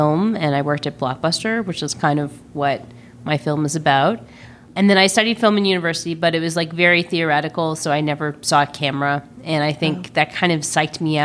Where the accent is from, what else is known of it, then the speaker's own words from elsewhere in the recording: Burlington, Ontario, Canada; also born or lived in Toronto; my adolescence growing up in Burlington, Ontario